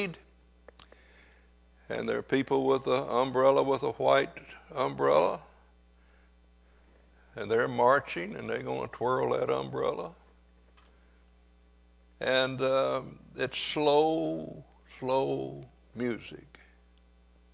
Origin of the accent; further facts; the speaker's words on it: Louisiana, United States; I grew up on Odom Street. I spent my preteen years on Odom Street